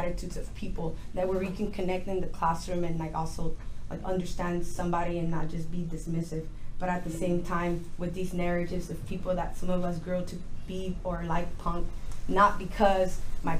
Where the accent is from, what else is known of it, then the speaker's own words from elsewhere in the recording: Los Angeles, California, United States; I am also from Los Angeles